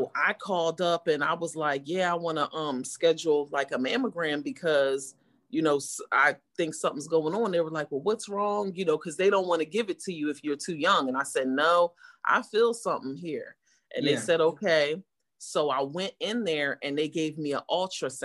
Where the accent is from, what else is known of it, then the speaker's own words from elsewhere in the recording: Deptford, New Jersey, United States; I am from Deptford, New Jersey